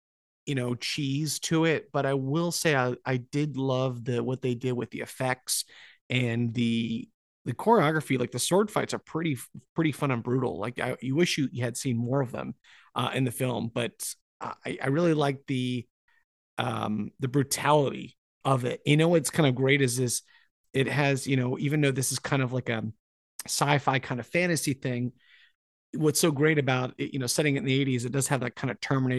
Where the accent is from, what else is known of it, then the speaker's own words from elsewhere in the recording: Scotland, United Kingdom; but I'm Scottish. It's like, well, we have enough Scottish people in here.